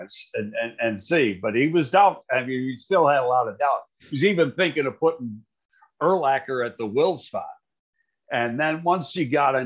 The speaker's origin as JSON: {"language": "English", "town": "Buffalo", "region": "New York", "country": "United States", "also_born_or_lived": "Chicago", "moved": "yes", "said": "I'm from Buffalo. And we were both living in Buffalo."}